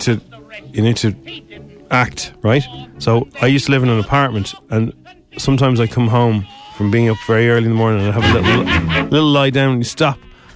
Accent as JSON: {"language": "English", "town": "Dublin", "region": "Leinster", "country": "Ireland", "accent": "Dublin", "said": "in my strongest Dublin accent"}